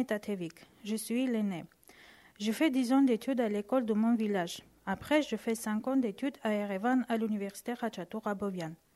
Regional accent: Etchmiadzin, Armavir Province, Armenia; French is a second language; moved away as an adult; also born or lived in Yerevan; now in France; Je suis arménienne. Je suis née en Arménie à Etchmiadzin, dans le village Apaga.

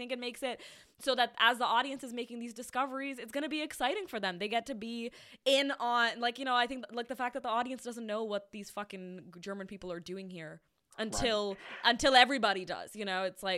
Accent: India; moved away; I grew up in India.

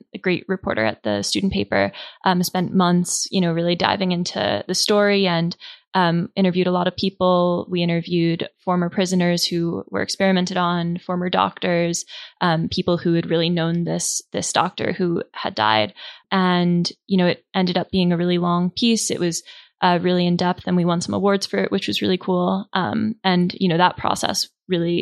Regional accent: East Coast, United States; moved away as an adult; now in Flathead Valley, Montana, United States; I'm from the East Coast and I had never really been out west before

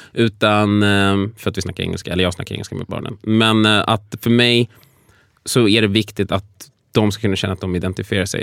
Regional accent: Sweden; jag liksom född och uppvuxen i Sverige

